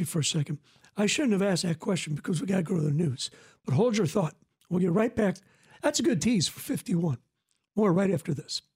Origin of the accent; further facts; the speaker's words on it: Decatur, Illinois, United States; now in Forsyth, United States; I'm from Decatur